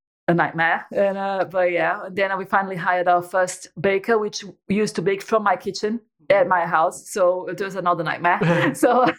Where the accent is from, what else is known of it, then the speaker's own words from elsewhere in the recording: Brazil; moved away as an adult; now in United Kingdom; I'm Brazilian. So I was born and raised in Brazil.